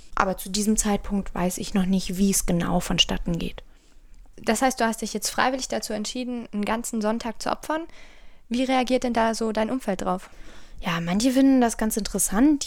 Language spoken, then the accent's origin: German; Bonn, North Rhine-Westphalia, Germany; Ich bin ja auch ein Bonner Mädchen